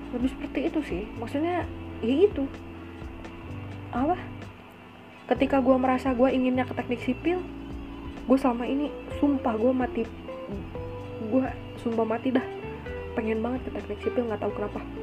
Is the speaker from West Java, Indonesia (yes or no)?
yes; Bandung, West Java, Indonesia; gue orang Bandung